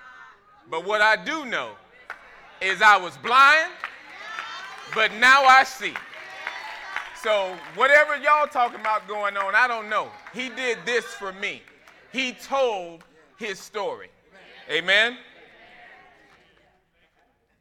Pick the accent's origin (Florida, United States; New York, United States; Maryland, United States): Florida, United States; I grew up in Florida